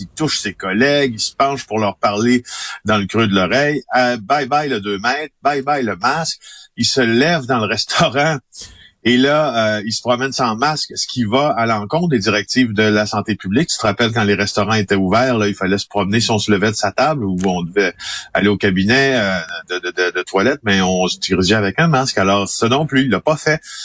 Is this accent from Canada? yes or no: yes; Ville-Marie, Quebec, Canada; je suis né en Abitibi-Témiscamingue, dans un petit village qui s'appelle Ville-Marie, de 3000 personnes